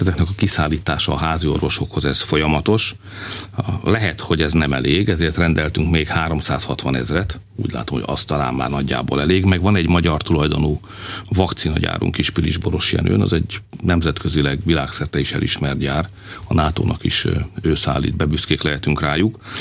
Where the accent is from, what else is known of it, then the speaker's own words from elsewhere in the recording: Hungary; mi magyarok vagyunk